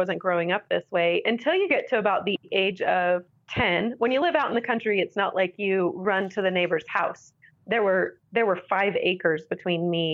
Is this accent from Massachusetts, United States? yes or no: no; Central Florida, United States; now in Utah, United States; I grew up in Central Florida